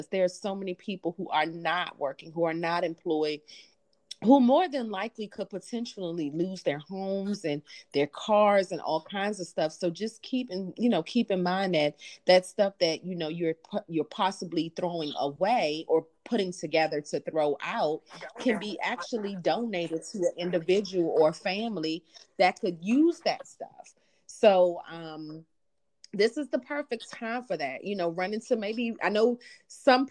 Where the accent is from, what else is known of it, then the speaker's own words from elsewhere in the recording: Jamaica; I'm from Jamaica.